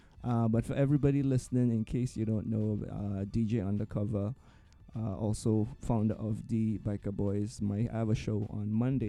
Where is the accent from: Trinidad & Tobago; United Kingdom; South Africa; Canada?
Trinidad & Tobago; moved away; I grew up in Trinidad, primarily Black and brown community. Mm-hmm. I was pretty much the only student in my entire school that was Asian. And moving here too. I moved here and I gravitated to the Caribbean diaspora.